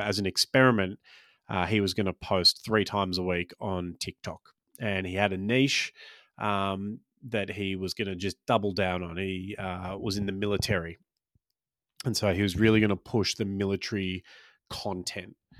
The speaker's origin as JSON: {"language": "English", "country": "Australia", "tie": "born or raised there", "said": "I was born in Australia but grew up Maltese, and for the first, I don't know, probably till I started, um, school, I had a weird sort of hybrid accent"}